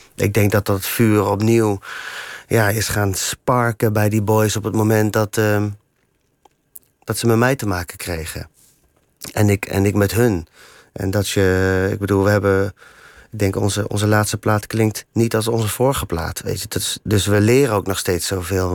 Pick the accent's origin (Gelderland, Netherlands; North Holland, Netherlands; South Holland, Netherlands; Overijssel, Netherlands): Gelderland, Netherlands; Ede; moved away; also born or lived in The Hague; ik kom uit Ede